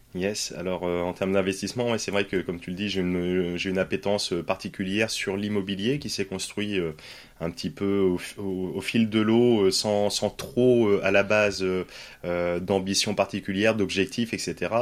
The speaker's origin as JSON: {"language": "French", "town": "Poitiers", "region": "Nouvelle-Aquitaine", "country": "France", "also_born_or_lived": "Paris / Nord", "moved": "as an adult", "said": "moi je suis originaire de Poitiers"}